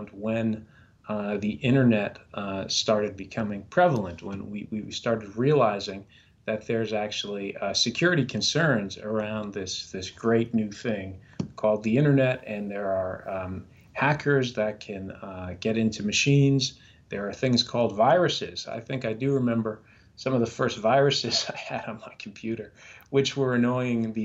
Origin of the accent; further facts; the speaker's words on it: New York City, New York, United States; moved away as an adult; I'm originally from New York City. That's where I was sort of born and raised